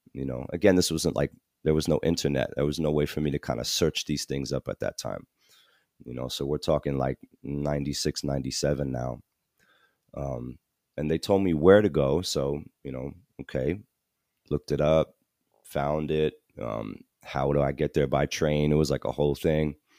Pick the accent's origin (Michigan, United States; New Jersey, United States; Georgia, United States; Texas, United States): New Jersey, United States; also born or lived in Malaysia; this is in New Jersey, so I grew up in New Jersey